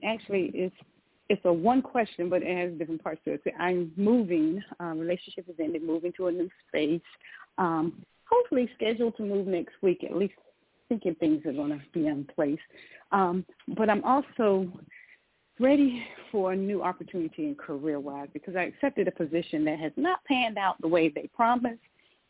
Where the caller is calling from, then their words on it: Georgia, United States; calling from Georgia.